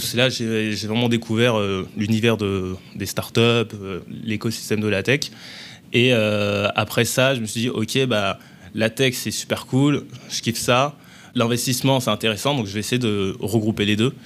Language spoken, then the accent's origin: French; Bobigny, Île-de-France, France; also born or lived in Paris; j'ai grandi dans, à Bobigny, dans le 93, avant de venir sur Paris